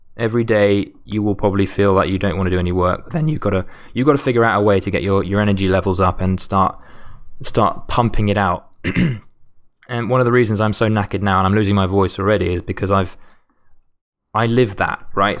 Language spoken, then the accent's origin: English; United Kingdom; as a Brit